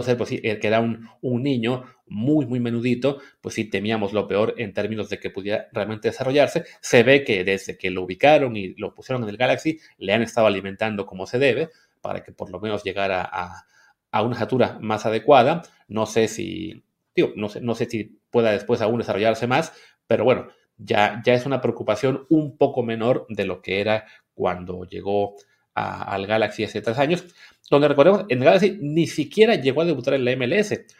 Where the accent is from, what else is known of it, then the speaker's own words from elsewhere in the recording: Mexico; moved away; que somos mexicanos de nacimiento, nos fuimos a vivir a otra parte